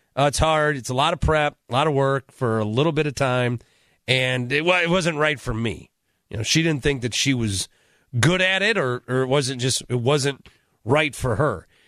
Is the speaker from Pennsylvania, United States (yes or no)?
no; Milwaukee, Wisconsin, United States; I'm from Milwaukee